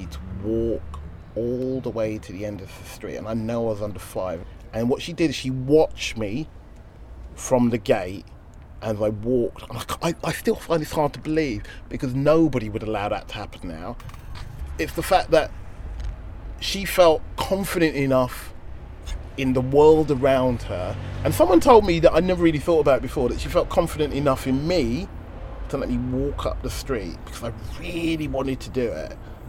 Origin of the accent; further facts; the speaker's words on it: United Kingdom; I'm British. I know I'm not English, but I'm also Caribbean. I'm also Irish. I'm also African. Nigerian specifically.